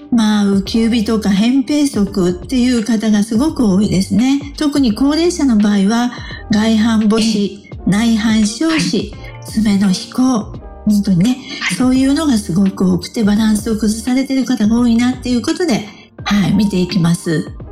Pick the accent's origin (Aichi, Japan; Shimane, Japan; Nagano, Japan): Shimane, Japan; Matsue; moved away; also born or lived in Okayama / Shimonoseki; 私の実家でありますね、松江